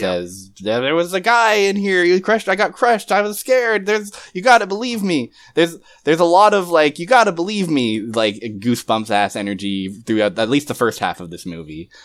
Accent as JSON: {"language": "English", "country": "Canada", "said": "I'm Canadian"}